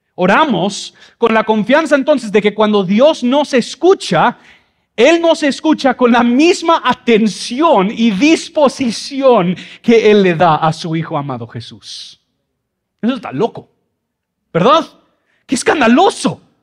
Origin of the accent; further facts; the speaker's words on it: Mexico City, Mexico; moved away; yo crecí en Ciudad de México, por eso esta cara con este español